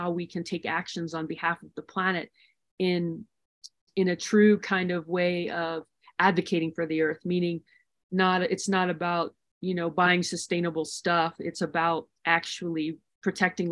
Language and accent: English; Maryland, United States; moved away; also born or lived in the western US; I grew up in Maryland and ultimately moving out west to more wild spaces